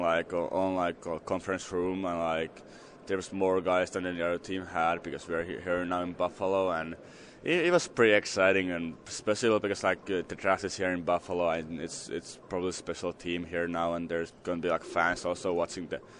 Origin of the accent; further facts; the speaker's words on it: Helsinki, Uusimaa, Finland; English is a second language; moved away; I'm from Helsinki